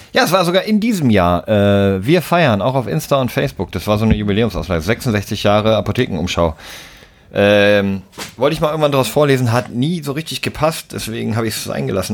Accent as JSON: {"language": "German", "region": "Southern Germany", "country": "Germany", "said": "in Süddeutschland, äh, wo ich herkomme, da war das Abi richtig was wert"}